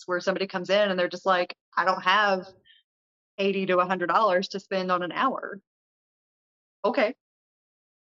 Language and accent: English; Kentucky, United States; Kentucky is home. This is where my roots are.